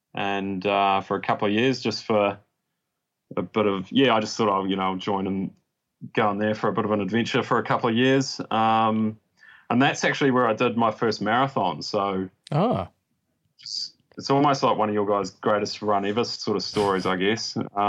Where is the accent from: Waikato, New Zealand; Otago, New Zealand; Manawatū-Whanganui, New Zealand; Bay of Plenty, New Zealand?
Otago, New Zealand; Dunedin; In Dunedin. {S2} Yeah. {S3} Yeah. Yeah. So out on the Tauri Plains there by the airport.